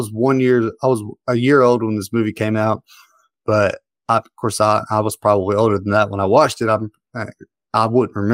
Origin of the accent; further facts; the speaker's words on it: the South, United States; I'm a Southerner